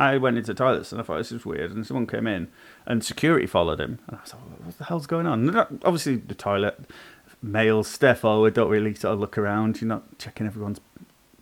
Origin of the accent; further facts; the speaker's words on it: Ulverston, North West England, United Kingdom; my hometown of Ulverston